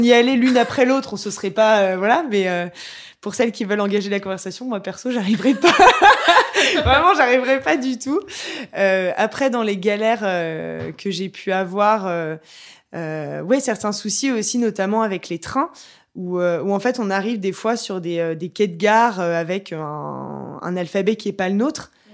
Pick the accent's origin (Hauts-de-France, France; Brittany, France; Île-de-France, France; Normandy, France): Normandy, France; Le Havre; je suis du Havre